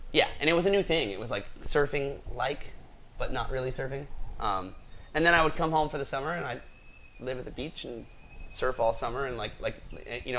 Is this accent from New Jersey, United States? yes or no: yes; New Jersey, United States; also born or lived in Baltimore; back to like my hometown um, in New Jersey, like close to the beach